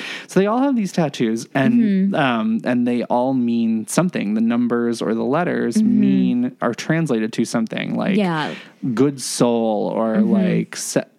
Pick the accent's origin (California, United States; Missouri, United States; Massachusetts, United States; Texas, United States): Massachusetts, United States; I'm from Massachusetts.